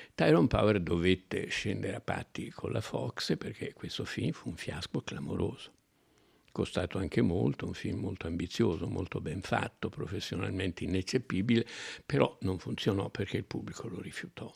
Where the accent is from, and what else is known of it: Italy